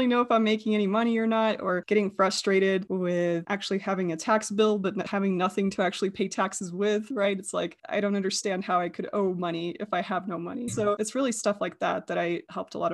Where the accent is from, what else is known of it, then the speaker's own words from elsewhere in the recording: United States; also born or lived in Russia; And then we went to America